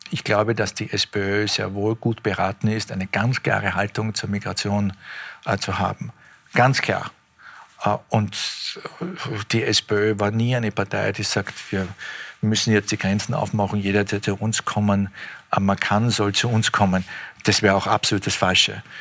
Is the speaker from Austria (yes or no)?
yes; Austria; Das ist mein Heimatland.